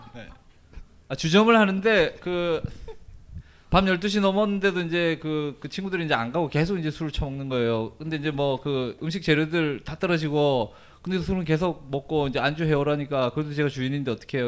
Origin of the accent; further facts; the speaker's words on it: Gangneung, Gangwon, South Korea; moved away as an adult; also born or lived in Seoul / Varanasi, India; 제가 이그 강릉 출신이라고 말씀을 드렸는데 이 강릉이라는 동네가 이게 매우 보수적인 동네예요.